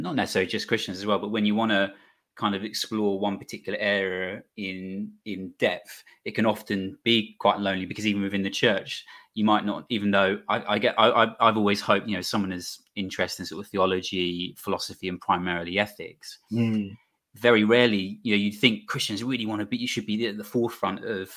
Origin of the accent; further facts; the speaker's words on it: London, United Kingdom; I grew up in South London as well